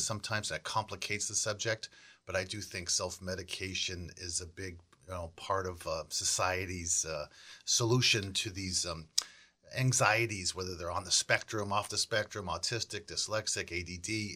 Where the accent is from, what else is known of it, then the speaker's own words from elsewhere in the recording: Weston, Massachusetts, United States; also born or lived in Milton; I was born in Milton, but we ended up living most of my life in Weston